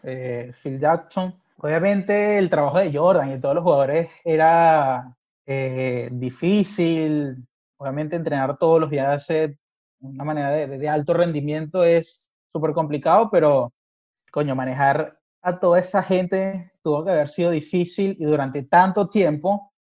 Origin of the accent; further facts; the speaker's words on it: Barquisimeto, Lara, Venezuela; moved away as an adult; also born or lived in Lima, Peru; now in Argentina; Yo primero salí de Barquisimeto a Lima, a Perú